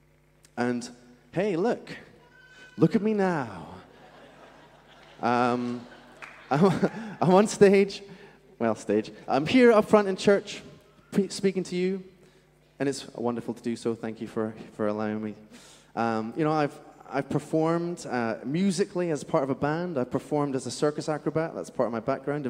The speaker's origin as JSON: {"language": "English", "region": "Scotland", "country": "United Kingdom", "tie": "born or raised there", "accent": "Scottish", "moved": "yes", "said": "where I'm from in Scotland, by the way, that's where my accent's from, there was these benches in the middle of our town"}